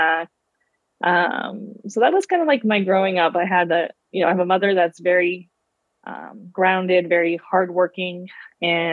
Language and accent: English; Pittsburgh, Pennsylvania, United States; I grew up in the Pittsburgh, Pennsylvania area